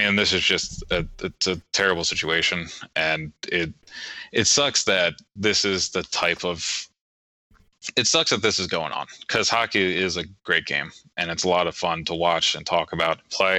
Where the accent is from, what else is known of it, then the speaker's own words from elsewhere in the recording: Maryland, United States; growing up in Maryland in a predominantly white area